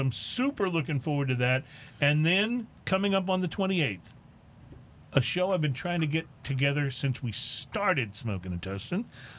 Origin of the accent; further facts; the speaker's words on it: Texas, United States; we come from Texas. We're very proud of Texas